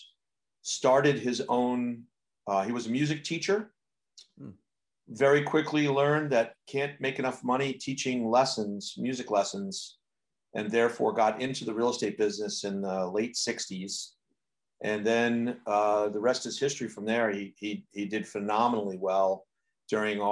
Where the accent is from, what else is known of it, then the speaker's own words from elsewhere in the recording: New Canaan, Connecticut, United States; I grew up in a small town in southern Connecticut in Fairfield County, which is considered to be like a bedroom community of New York City, meaning that we have direct train service from my town to Grand Central. And that town is called New Canaan, Connecticut